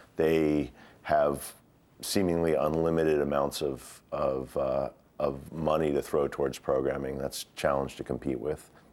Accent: United States; also born or lived in Glasgow, Scotland

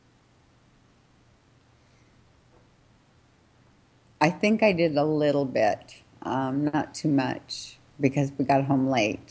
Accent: Los Angeles, California, United States; moved away as an adult; also born or lived in Redondo Beach, California; now in Winton, California, United States; I grew up in Venice Beach and then moved to Redondo Beach, and I've been within a mile of the beach my whole life

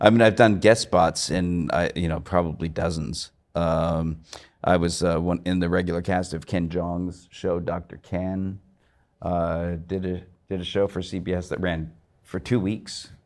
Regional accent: Canada; I grew up watching Python from like the age of six, I think. Uh, in Canada

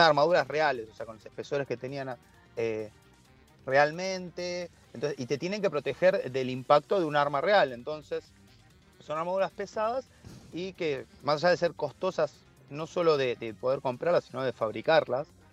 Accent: Argentina; acá en Argentina

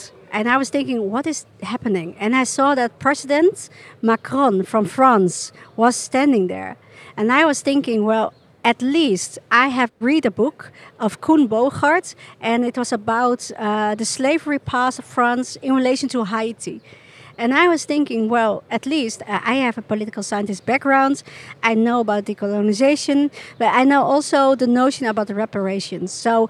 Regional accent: Chile; born there; I was born in Chile, and 10 minutes after I was born, I was taken by nuns

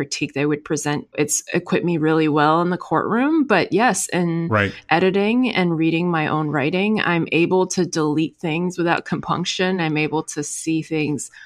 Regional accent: New York, United States; first language Chinese; English is a second language; also born or lived in China; I moved to New York at age 7. So in second grade, my school was in Chinatown

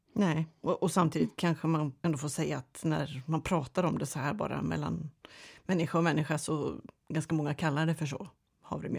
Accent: Sweden; vi svenskar

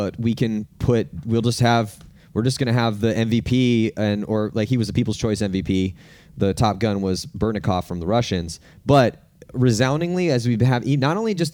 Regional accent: California, United States; I'm from California

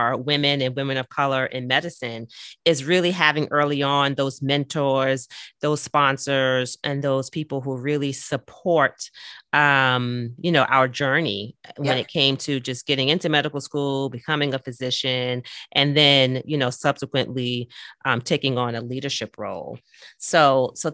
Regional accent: New York City, New York, United States; I'm also a Brooklynite. So I was born and raised in Brooklyn.

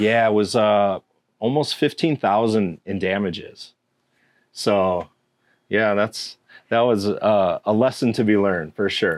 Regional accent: Round Lake, Illinois, United States; also born or lived in Chicago; I grew up right down the road in Round Lake.

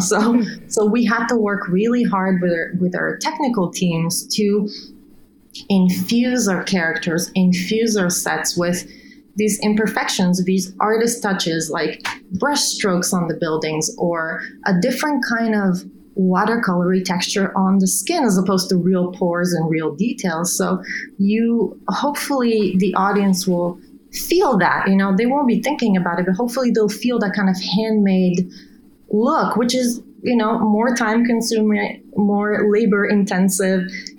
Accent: Bulgaria; moved away; also born or lived in Italy; I come from Bulgaria, Eastern Europe

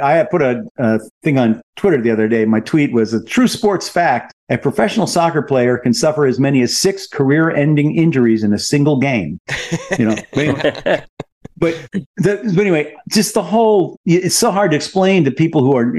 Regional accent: United States; We're Americans.

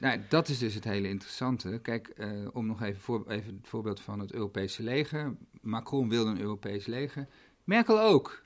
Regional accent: Netherlands

